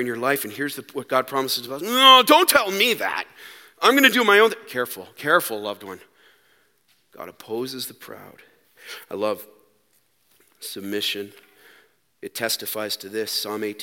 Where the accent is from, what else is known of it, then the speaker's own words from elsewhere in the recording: Canada; We're Canadian